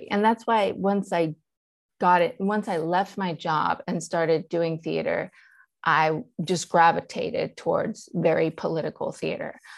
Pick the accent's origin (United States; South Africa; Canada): United States; Charlotte, North Carolina; born or raised there; first language Persian; English is a second language; also born or lived in Iran / London